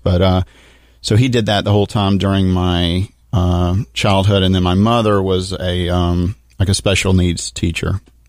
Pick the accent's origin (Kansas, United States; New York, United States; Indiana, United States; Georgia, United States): Georgia, United States; Athens; born there; Well, real quick, I was born in Athens, Georgia, which is why I'm still a rabid Bulldog fan.